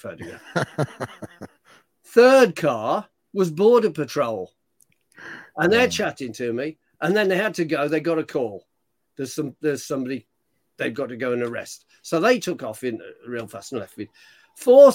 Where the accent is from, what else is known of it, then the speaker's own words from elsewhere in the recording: United Kingdom; I'm British.